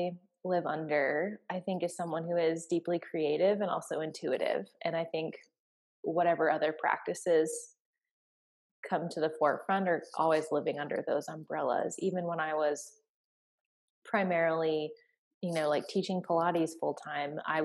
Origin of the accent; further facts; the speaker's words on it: United States; now in Atlanta, United States; I am an American. I live in the southeastern United States in Atlanta, Georgia